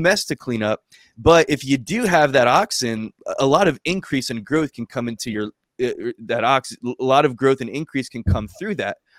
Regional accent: New Jersey, United States; moved away as an adult; now in Alabama, United States; I'm originally from New Jersey. I grew up there my whole life

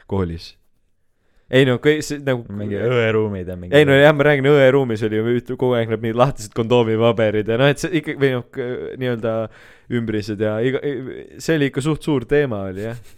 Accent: Keila, Harju County, Estonia; ma olen Keilist

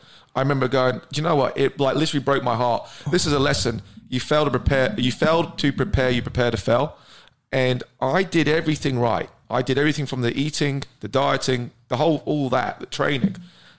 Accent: Brighton, South East England, United Kingdom; now in United States; I'm from Brighton, which is south.

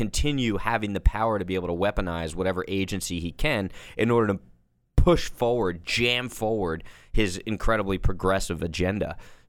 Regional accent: Bridgewater, New Jersey, United States; Yep, you got it, Jersey boy.

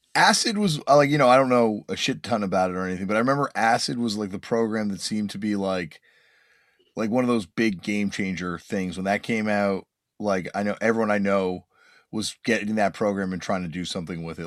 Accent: Toronto, Ontario, Canada; growing up in Toronto

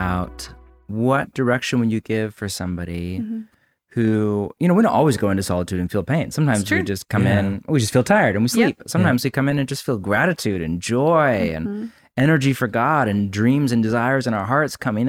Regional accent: United States; We're Americans.

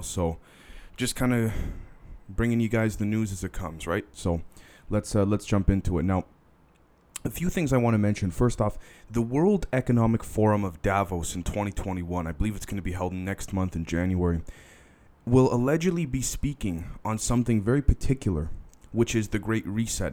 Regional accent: Canada; I'm a Canadian

